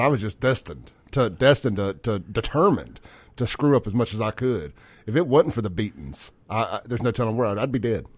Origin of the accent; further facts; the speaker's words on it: Jackson, Mississippi, United States; growing up in Jackson